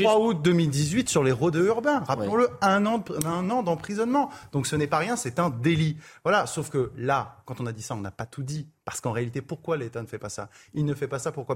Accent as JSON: {"language": "French", "area": "Touraine", "region": "Centre-Val de Loire", "country": "France", "also_born_or_lived": "Indre", "moved": "as an adult", "lives_now": "Paris, France", "said": "dans un petit village de, de, de Touraine, euh, d'où je viens"}